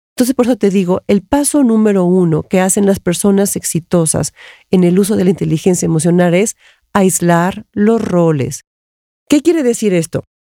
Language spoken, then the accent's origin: Spanish; Mexico; yo soy mexicana